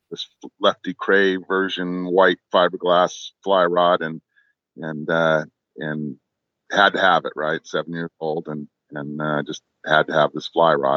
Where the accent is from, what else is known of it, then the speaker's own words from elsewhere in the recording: Costa Mesa, California, United States; moved away as an adult; also born or lived in Lake Tahoe; now in Montana, United States; my hometown, Costa Mesa